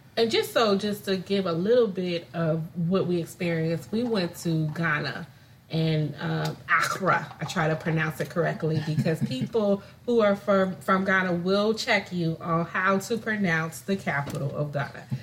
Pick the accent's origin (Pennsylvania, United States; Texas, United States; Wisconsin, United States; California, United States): California, United States; moved away as an adult; also born or lived in Illinois; I was uh, born and raised in California, moved to Illinois